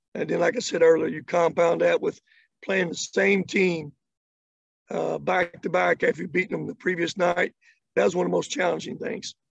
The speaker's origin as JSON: {"language": "English", "region": "Kentucky", "country": "United States", "tie": "born or raised there", "said": "I grew up in Kentucky. Uh, I grew up just not in Kentucky, but out in the country."}